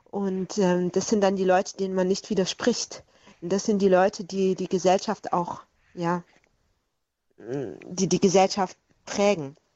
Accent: Swabia, Germany; in meiner Heimat im Schwabenland war sogar Kinderhexenverfolgung einer der Schwerpunkte der äh, damaligen äh, juristischen Handlungen

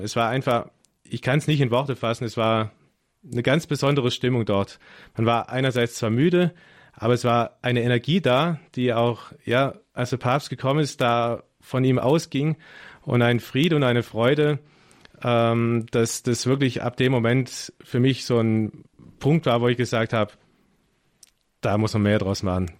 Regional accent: Germany; als Deutsche und man ist ja Organisations Profi als Deutscher

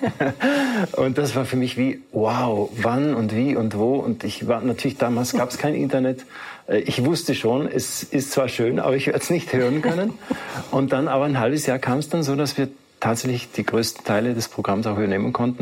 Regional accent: South Tyrol, Trentino-Alto Adige, Italy; bei uns in Südtirol

